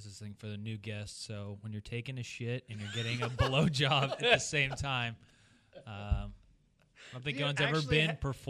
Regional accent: Germany; also born or lived in Colorado; now in United States; Actually, in my home country, we say brushed.

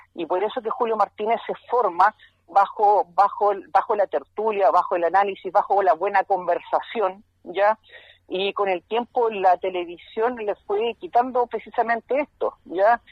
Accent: Valdivia, Los Ríos, Chile; yo soy de Valdivia

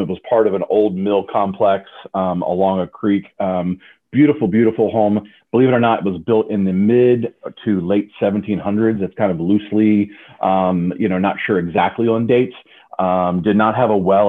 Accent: Frederick, Maryland, United States; I was born and raised in the Frederick, Maryland area

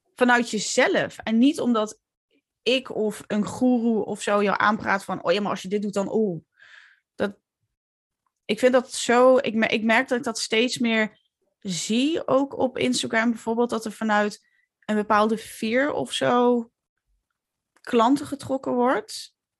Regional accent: Limburg, Netherlands; accent: Limburgish; moved away as an adult; now in Utrecht, Netherlands; ik ben een truckersdochter eh, uit Limburg. ik, al, ik spreek nog steeds dialect. Ik had een vet zware Limburgs accent toen ik jong was.

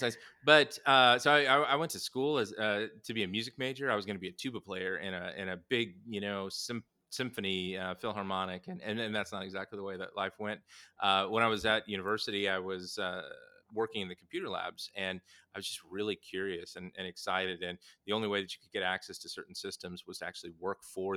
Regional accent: Southern Indiana, United States; moved away; I grew up in the Midwest, in Southern Indiana

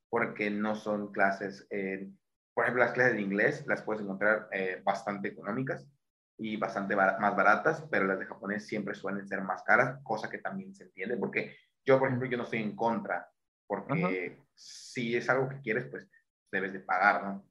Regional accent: Mexico; siendo un mexicano

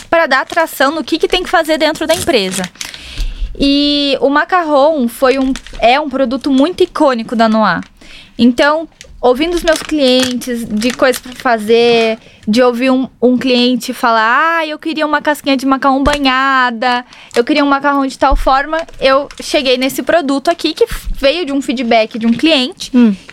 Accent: South Region, Brazil; Ela vai ter certeza que eu sou do Sul, todo mundo do Sul tem nome composto.

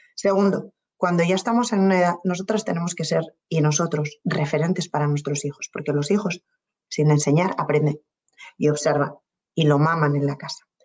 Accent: Spain; moved away as an adult; also born or lived in Colombia

